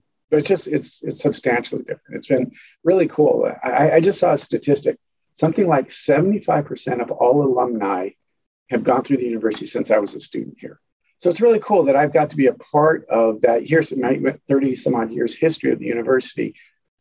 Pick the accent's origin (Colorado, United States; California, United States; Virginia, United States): Colorado, United States; moved away as an adult; now in Steubenville, United States; my parents lived and my family lived in Colorado.